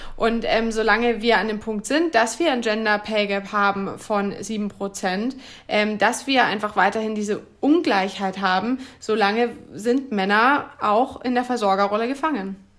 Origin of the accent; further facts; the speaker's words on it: Bamberg, Bavaria, Germany; now in Berlin, Germany; geboren und aufgewachsen in Bamberg in Bayern